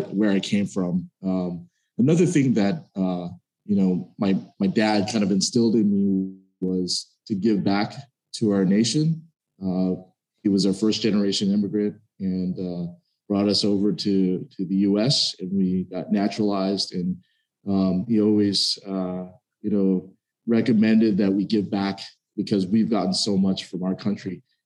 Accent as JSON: {"language": "English", "town": "Dallas", "region": "Texas", "country": "United States", "tie": "born or raised there", "moved": "yes", "said": "I grew up in Dallas, Texas"}